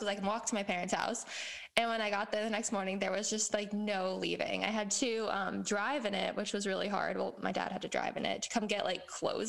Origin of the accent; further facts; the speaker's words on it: Wisconsin, United States; now in Texas, United States; And I'm from Wisconsin.